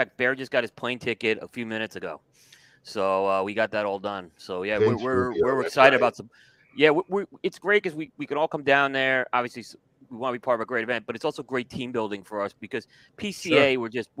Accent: New York, United States; now in North Carolina, United States; Growing up in New York, I never really heard of it

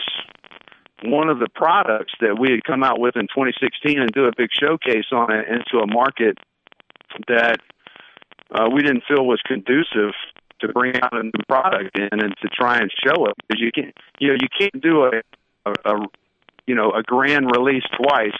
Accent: North Carolina, United States; accent: North Carolina; my North Carolina accent

